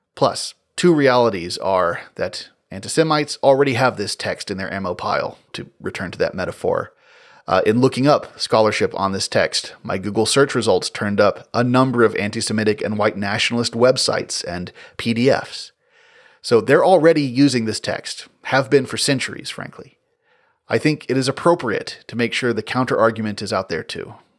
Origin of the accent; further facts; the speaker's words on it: West Tennessee, United States; growing up in West Tennessee